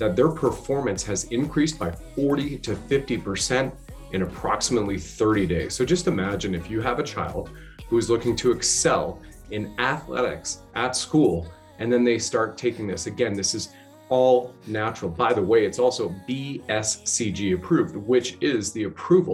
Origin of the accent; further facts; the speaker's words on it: Canada; also born or lived in Ontario; I was serving my country as a Canadian infantry soldier